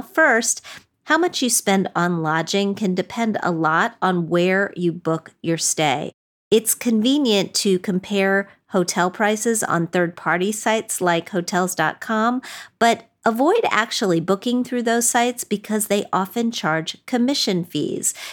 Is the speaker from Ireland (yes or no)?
no; West Virginia, United States; I'm from West Virginia